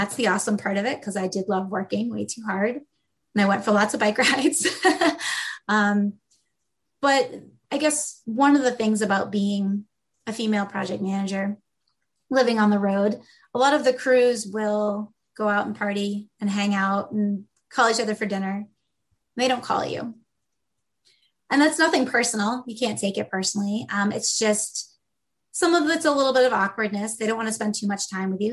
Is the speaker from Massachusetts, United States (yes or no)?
yes; Massachusetts, United States; moved away; also born or lived in Syracuse, New York; I'm not from New York originally. I'm from Massachusetts.